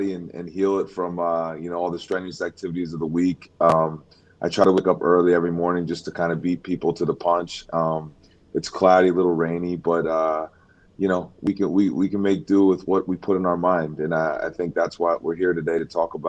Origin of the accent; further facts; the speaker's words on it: Philadelphia, Pennsylvania, United States; I was born in Philadelphia in the city